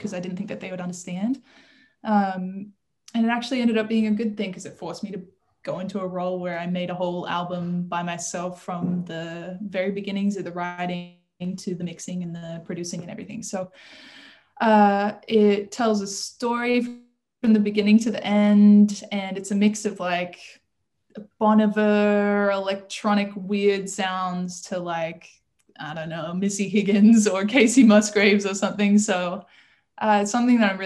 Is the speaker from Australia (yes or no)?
yes; Australia; now in United States; I'm an electronic singer-songwriter and producer that lives and studies and works in America, but I'm from Australia